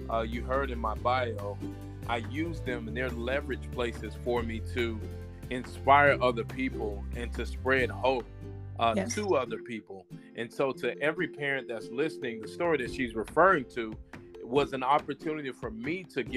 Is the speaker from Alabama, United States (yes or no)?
yes; Alabama, United States; I'm born and raised in Alabama.